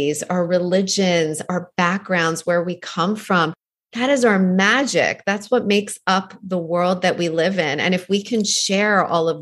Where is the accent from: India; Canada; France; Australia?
Canada; also born or lived in Iran; now in New York, United States; I was born in Iran and left there when I was 3 to move to Canada, where I was raised.